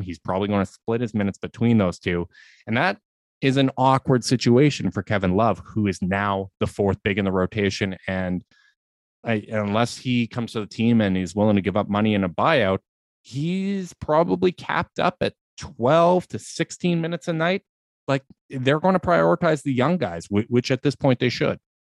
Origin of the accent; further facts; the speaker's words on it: Canada; a Canadian